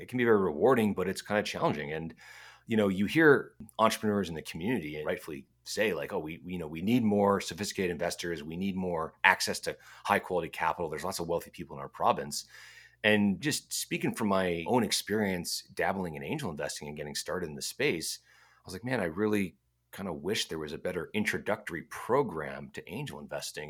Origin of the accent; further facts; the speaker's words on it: United States; now in Edmonton, Canada; I'm American